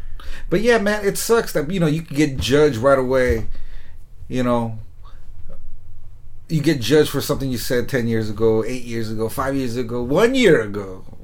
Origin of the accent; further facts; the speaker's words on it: United States; I was born here, first generation.